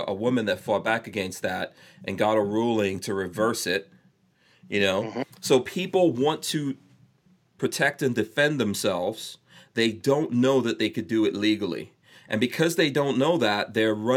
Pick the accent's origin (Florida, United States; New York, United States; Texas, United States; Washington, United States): New York, United States; I grew up in New York